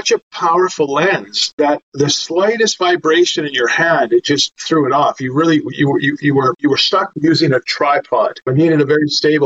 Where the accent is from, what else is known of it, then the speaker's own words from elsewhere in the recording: Vancouver, British Columbia, Canada; I'm from Vancouver, Canada, worked on a number of companies, primarily based out of Vancouver